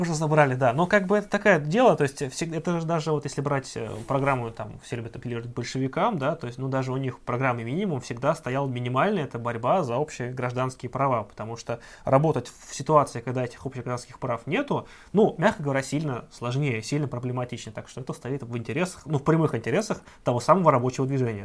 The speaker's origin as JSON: {"language": "Russian", "town": "Ivanovo", "region": "Ivanovo Oblast", "country": "Russia", "tie": "born or raised there", "said": "вот откуда я родом, я из Иванова"}